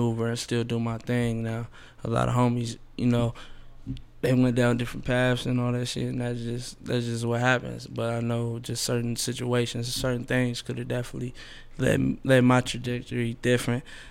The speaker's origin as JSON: {"language": "English", "town": "St. Paul", "region": "Minnesota", "country": "United States", "tie": "born or raised there", "said": "growing up in St. Paul, specifically, University area, Rondo, all"}